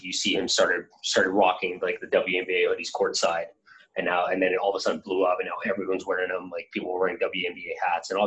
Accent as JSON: {"language": "English", "country": "Philippines", "tie": "born or raised there", "moved": "yes", "said": "I grew up in the Philippines"}